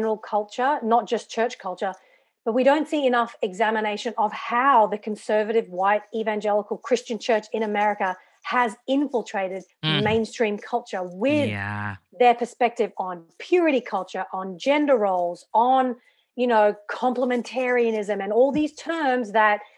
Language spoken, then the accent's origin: English; Brisbane, Queensland, Australia; also born or lived in England; I grew up in Brisbane, which is in the state of Queensland